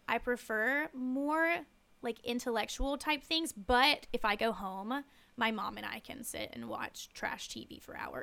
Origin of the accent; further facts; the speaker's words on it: Wilkesboro, North Carolina, United States; moved away; I'm from a small town called Wilkesboro. It's about forty-five minutes out of Winston